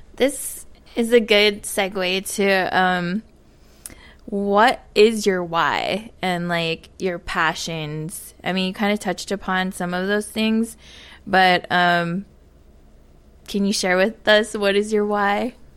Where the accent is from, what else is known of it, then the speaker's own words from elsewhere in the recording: Papalea, Oahu, Hawaii, United States; moved away as an adult; now in Washington, D.C., United States; I come from Papalea, Oahu, uh, now residing in Washington, D C.